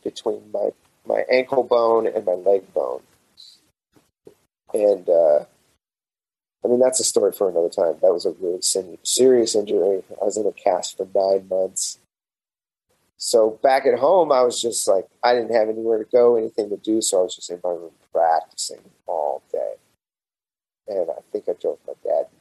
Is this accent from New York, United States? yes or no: no; Amarillo, Texas, United States; I grew up in Amarillo